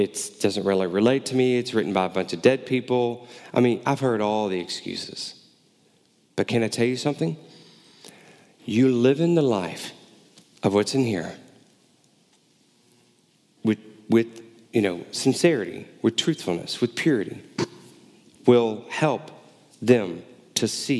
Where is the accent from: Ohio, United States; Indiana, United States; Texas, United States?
Texas, United States; Houston; moved away; also born or lived in Baton Rouge, Louisiana; growing up in Houston and in college in South Louisiana around Baton Rouge, New Orleans area